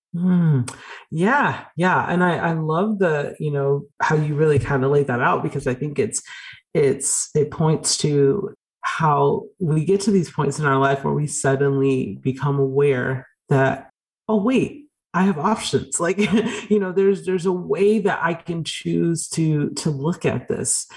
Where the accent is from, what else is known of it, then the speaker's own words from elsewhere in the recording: Georgia, United States; I grew up in Georgia